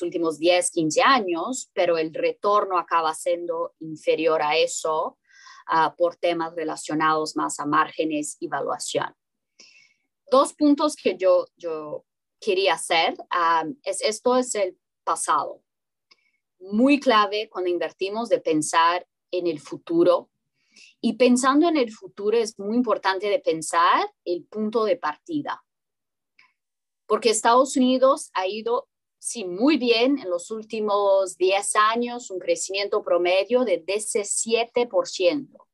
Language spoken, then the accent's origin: Spanish; Brazil; Spanish is a second language; Yo soy brasileña